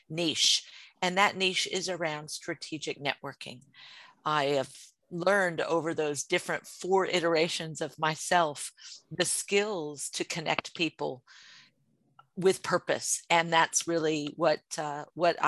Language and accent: English; United States; now in Sydney, Australia; I am an American living in Australia